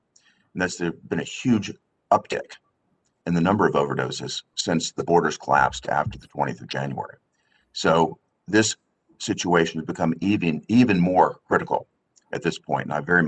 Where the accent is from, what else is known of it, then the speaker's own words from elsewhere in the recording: Tennessee, United States; I was just back in my home state of Tennessee talking with sheriffs, with mayors